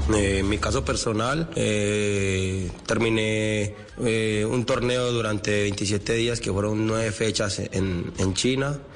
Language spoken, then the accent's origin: Spanish; Colombia; estar nuevamente en mi selección, en mi país, representándolo